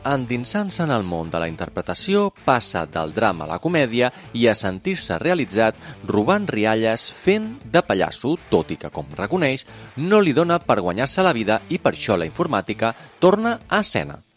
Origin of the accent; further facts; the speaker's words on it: Amposta, Catalonia, Spain; I sóc d'Amposta.